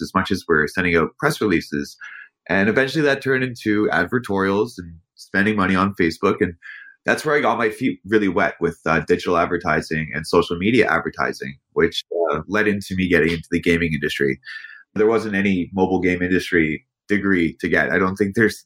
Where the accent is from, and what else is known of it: Canada